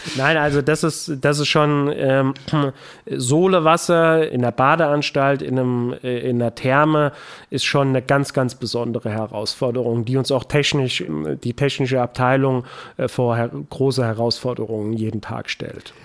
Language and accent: German; Bad Soden-Salmünster, Hesse, Germany; also born or lived in Bad Endbach; in meiner Heimatstadt Kurdirektor zu werden